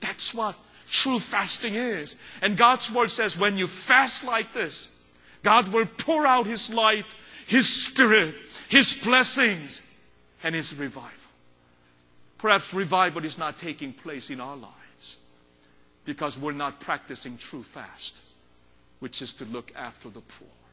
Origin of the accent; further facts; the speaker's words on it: South Korea; moved away; when I was little growing up in Korea